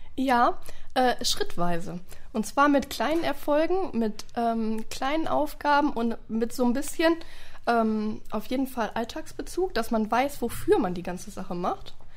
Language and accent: German; Oberhausen, North Rhine-Westphalia, Germany; ich komme gebürtig aus Oberhausen